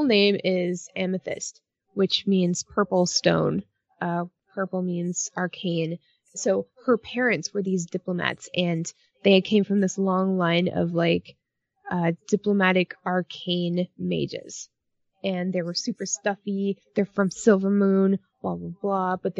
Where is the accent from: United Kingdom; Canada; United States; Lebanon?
Canada; I'm Canadian